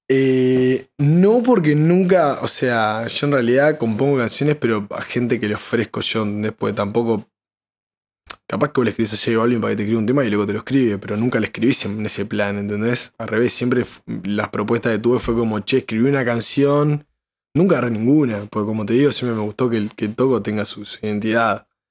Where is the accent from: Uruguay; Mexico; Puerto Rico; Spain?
Uruguay; todos salimos de, Uruguay